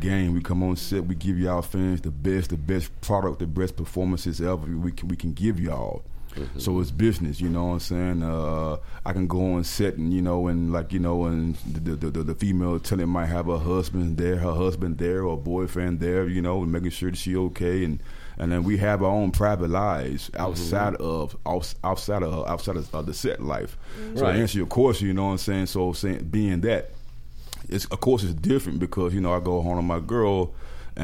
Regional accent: Memphis, Tennessee, United States; moved away; I'm from Memphis

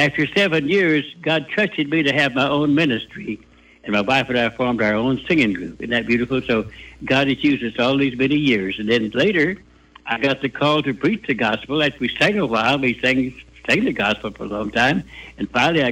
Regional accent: Arkansas, United States; I'm from Arkansas as a kid. And we was poor. We was poor just like we did. Dad, my daddy had 9 kids, and he was a sharecropper, and we was raised poor

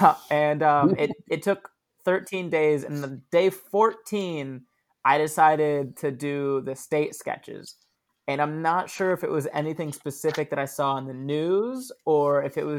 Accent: Daytona Beach, Florida, United States; I was born and raised in Daytona Beach, Florida, which is known worldwide, but not for any accurate reasons.

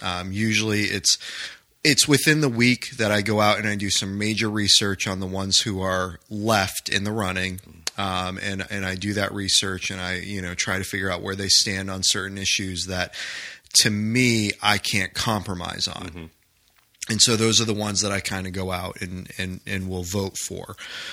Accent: United States; as American Christians

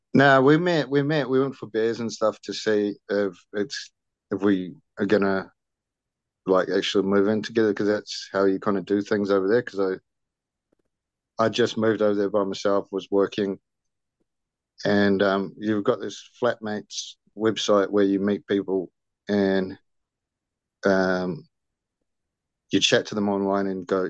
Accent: New Zealand; also born or lived in Brisbane, Australia; so I'm Kiwi. I'm from New Zealand. I'm back in living in New Zealand, um, in Auckland

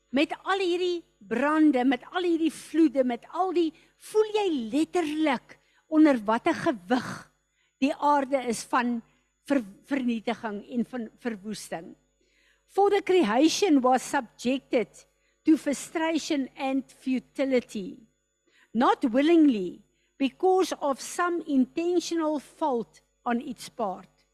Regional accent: South Africa

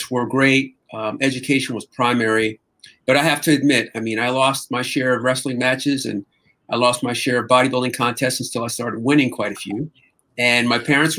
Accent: Fanwood, New Jersey, United States; moved away as an adult; now in Los Angeles, United States; I grew up in New Jersey in a little town called Fanwood

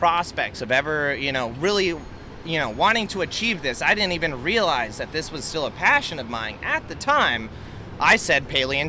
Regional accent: Albuquerque, New Mexico, United States; I grew up in Albuquerque, New Mexico.

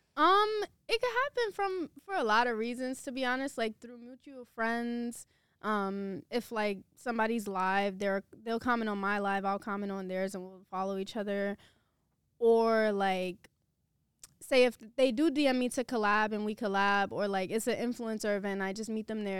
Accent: New York City, New York, United States; also born or lived in Queens; I'm from Brooklyn.

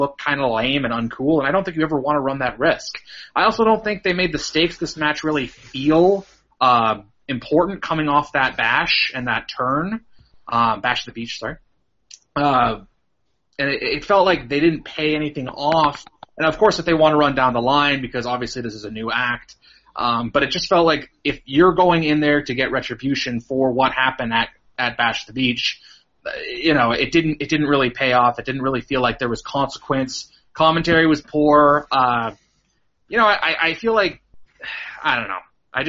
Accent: Canada; I'm from Canada, yeah.

